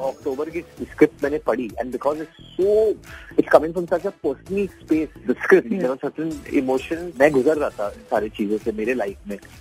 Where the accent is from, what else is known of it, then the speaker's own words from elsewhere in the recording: Bhopal, Madhya Pradesh, India; भोपाल अभी मेरा शहर भी है